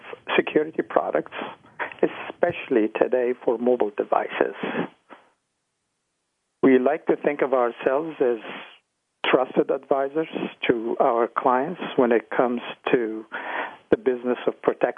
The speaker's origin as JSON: {"language": "English", "town": "Ottawa", "region": "Ontario", "country": "Canada", "tie": "born or raised there", "also_born_or_lived": "Egypt / Toronto"}